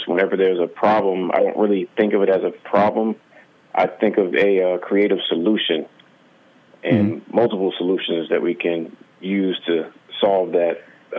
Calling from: South Carolina, United States; Calling from South Carolina.

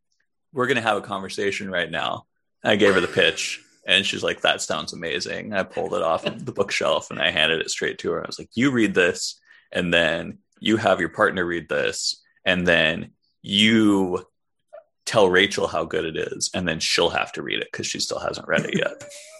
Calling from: New York City, New York, United States; I'm one of your hosts. I am calling from Brooklyn, New York. I'm yet another white guy with a podcast in Brooklyn, New York.

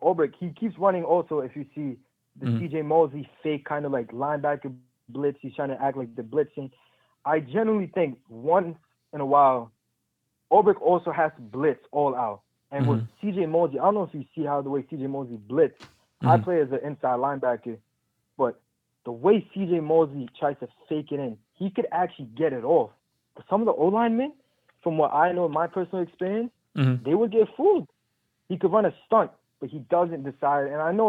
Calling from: New York City, New York, United States; I'm calling from Queens, New York.

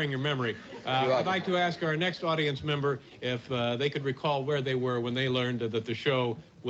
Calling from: New York City, New York, United States; I'm calling from New York City.

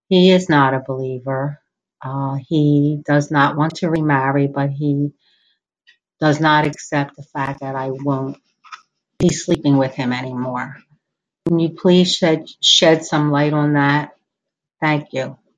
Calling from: New Jersey, United States; from New Jersey.

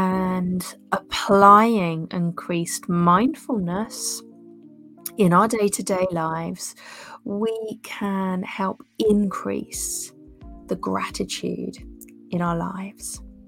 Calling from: Southbourne, South West England, United Kingdom; We're tuning in from Southbourne in Dorset, the UK.

